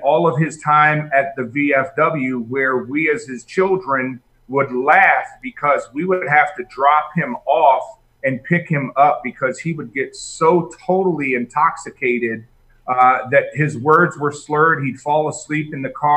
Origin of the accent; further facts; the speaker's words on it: Northeast, United States; I grew up in the Northeast, New York, New Jersey, Pennsylvania